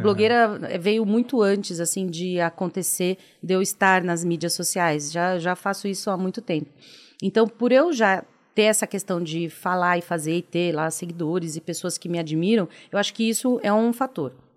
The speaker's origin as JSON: {"language": "Portuguese", "region": "São Paulo", "country": "Brazil", "tie": "born or raised there", "said": "Sou de São Paulo, extremo da Zona Leste"}